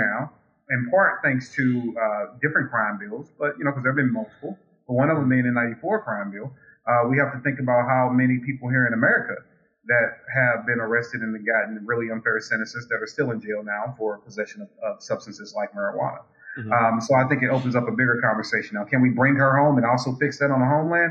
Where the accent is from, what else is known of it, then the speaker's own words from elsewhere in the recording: United States; I'm American, not Russian